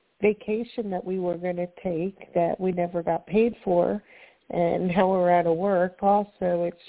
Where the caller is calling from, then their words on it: Florida, United States; I'm calling from Florida.